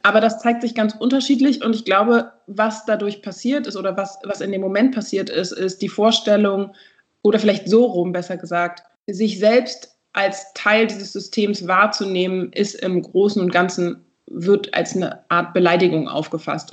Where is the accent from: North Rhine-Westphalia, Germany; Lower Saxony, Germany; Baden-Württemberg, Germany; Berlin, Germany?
Berlin, Germany; ich bin aus Berlin